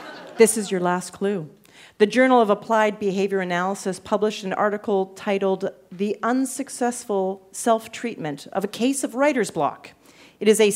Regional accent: Canada; I'm from Canada

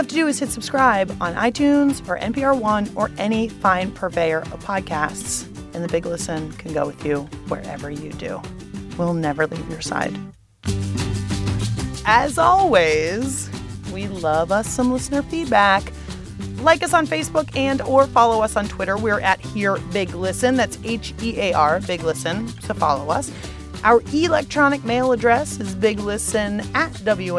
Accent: Pittsburgh, Pennsylvania, United States; now in Washington, D.C., United States; my hometown of Pittsburgh

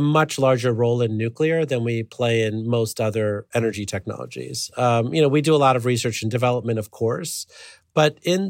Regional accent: Illinois, United States; I grew up near the Byron nuclear power plant.

